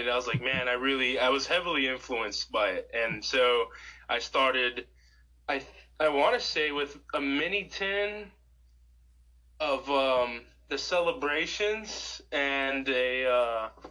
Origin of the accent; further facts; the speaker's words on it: Bradenton, Florida, United States; also born or lived in Tennessee / Texas; I was born and raised here in Bradenton, so I've lived in Tennessee and Texas for a little bit, but most of my life I've been here in Bradenton